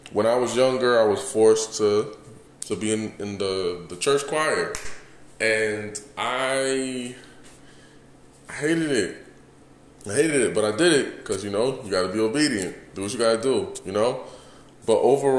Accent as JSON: {"language": "English", "town": "New York City", "region": "New York", "country": "United States", "tie": "born or raised there", "also_born_or_lived": "Houston", "moved": "yes", "lives_now": "Las Vegas, United States", "said": "Born and raised in Bronx, New York"}